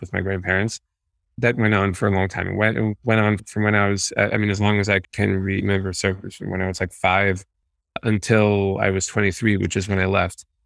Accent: New York City, New York, United States; I grew up in Borough Park.

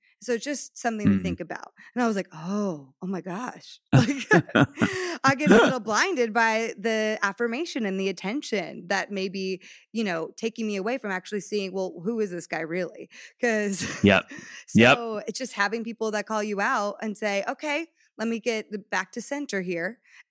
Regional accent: Connecticut, United States; also born or lived in Texas / New York; now in Los Angeles, United States; No, I grew up, oh my gosh, I grew up in Connecticut, lived in Texas for the last 10 years. Well, my family's been in Texas for 10 years. Then I was in New York, now I'm in LA.

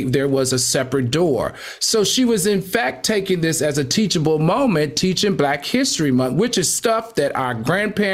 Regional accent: the South, United States; I grew up in the South

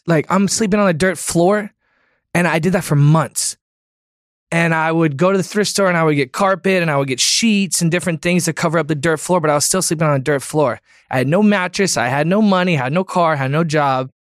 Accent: Florida, United States; growing up in Florida

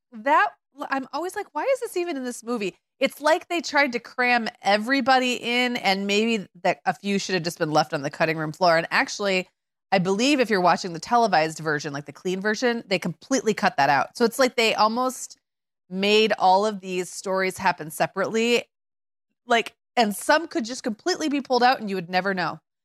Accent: Midwest, United States; as a Midwesterner

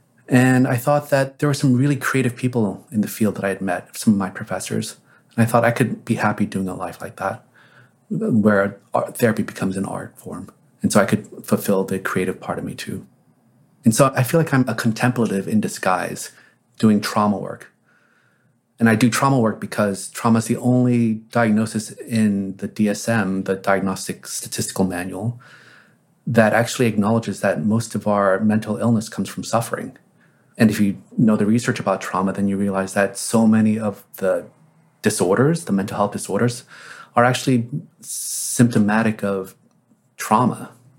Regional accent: South Korea; born there; When I was born in Korea

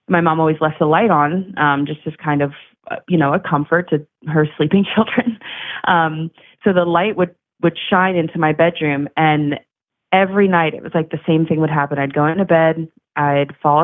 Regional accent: Maryland, United States; now in Chicago, United States; I grew up in Maryland, about an hour north of Baltimore.

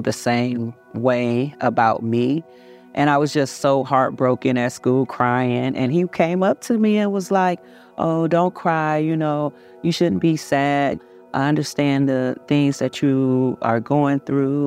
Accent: Covert, Michigan, United States; also born or lived in Chicago, Illinois; I grew up in Covert, Michigan, very small town

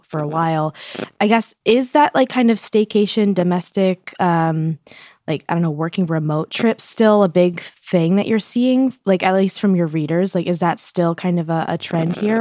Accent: New York, United States; I'm from New York

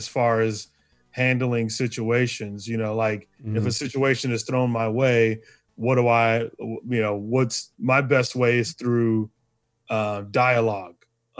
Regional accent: Arizona, United States; I think about, you know, growing up in Arizona, you know, it was predominantly white.

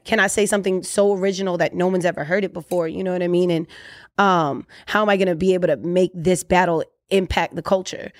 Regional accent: Orlando, Florida, United States; I'm originally from Orlando, Florida, but we mad immigrants, so we everywhere

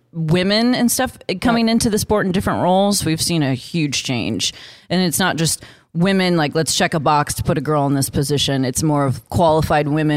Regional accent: Virginia, United States; I'd been exposed to NASCAR since I was a little kid growing up in Virginia

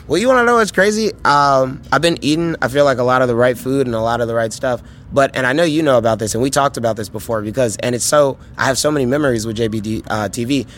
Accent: Chicago, Illinois, United States; as a Chicagoan growing up

